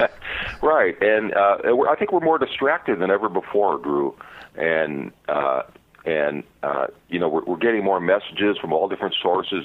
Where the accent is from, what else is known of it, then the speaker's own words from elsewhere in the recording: Chicago, Illinois, United States; I grew up in Chicago in a kind of tough neighborhood